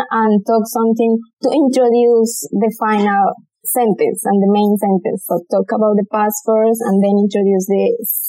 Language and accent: English; Colombia; English is a second language; now in Australia; I am from Colombia.